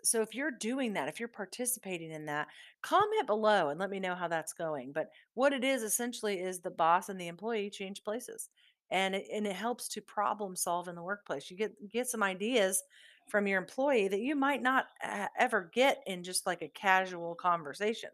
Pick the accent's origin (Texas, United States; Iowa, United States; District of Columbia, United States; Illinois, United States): Iowa, United States; Southeast; born and raised in Southeast Iowa